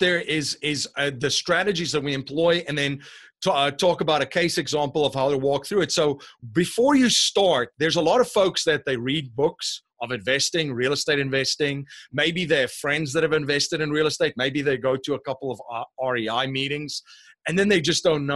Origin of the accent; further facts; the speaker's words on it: South Africa; moved away as an adult; now in Bucks County, Pennsylvania, United States; I'm originally from South Africa. I live in Bucks County, Pennsylvania now, so this is definitely not a Pennsylvanian accent